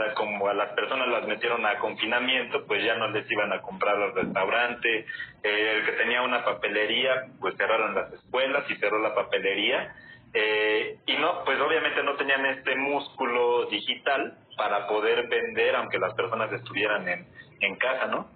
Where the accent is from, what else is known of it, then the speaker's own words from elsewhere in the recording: Mexico City, Mexico; soy de la Ciudad de México